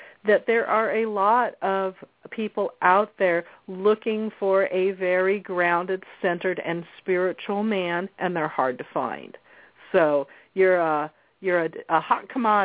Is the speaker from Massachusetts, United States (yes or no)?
no; New Jersey, United States; I was born in New Jersey